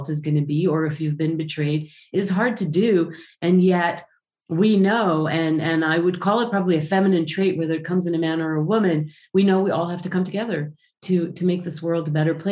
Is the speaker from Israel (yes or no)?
yes; Israel; I come from Israel